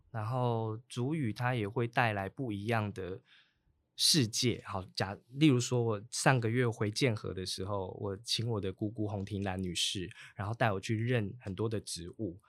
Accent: Taitung County, Taiwan; also born or lived in Chishang; 我七岁之前，我在出入部落也住过一段时间，在建和嗯。部落也住过一段时是。间。

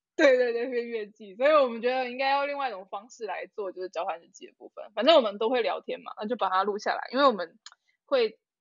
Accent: Taiwan; 我本来就长在这

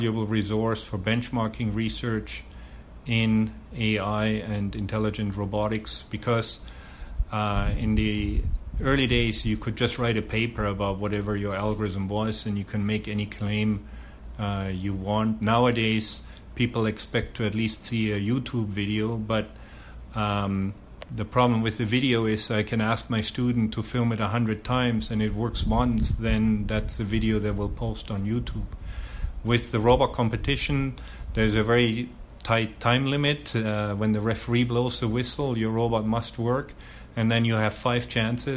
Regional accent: Munich, Bavaria, Germany; moved away as an adult; also born or lived in Calgary, Canada / Auckland, New Zealand / Winnipeg, Canada; now in Taipei, Taiwan; I was born in Germany, in Munich, and first 24 years of my life, I was very much involved in sports

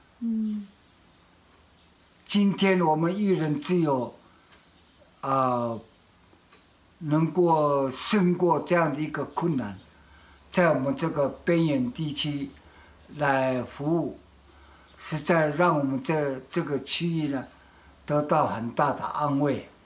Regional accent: Taiwan; 现在我们台湾人，

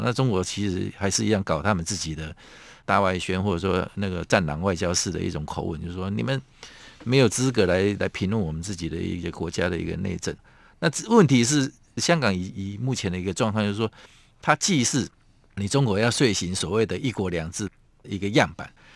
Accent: Taiwan; 我们台湾人民

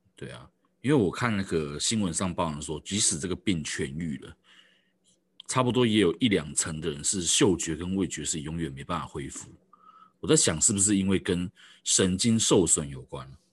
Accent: Taoyuan, Taiwan; 我是桃园人

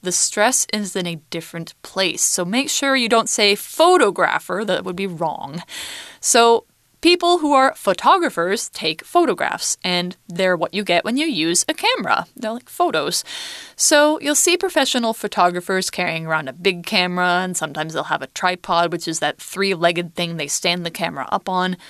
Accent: Boise, Idaho, United States; I'm from Idaho State, and in it, I'm from Ada County, and in Ada County, I'm from Boise City

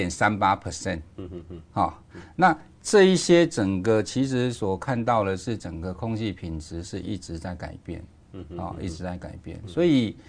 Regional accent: Kaohsiung, Taiwan; 那我记得我以前，我因为我以前长期都在呃高雄，都在地方政府哈。

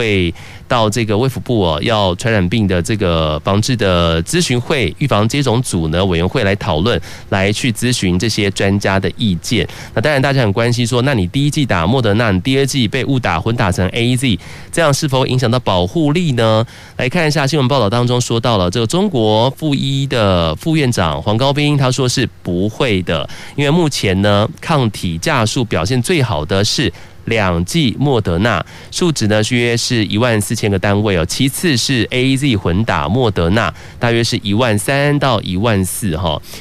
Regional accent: Taiwan; 咱们台湾

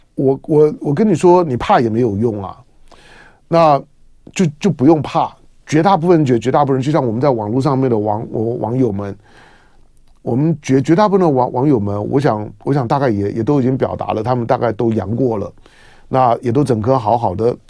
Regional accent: Taiwan; 从我一个台湾人的角度来

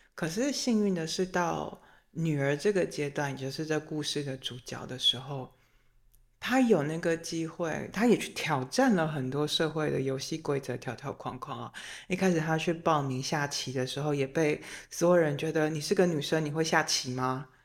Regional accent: Taiwan; 作为一个台湾人

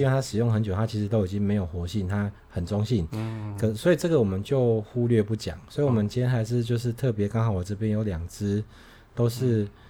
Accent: Taiwan; now in Tainan, Taiwan; 我们台湾人

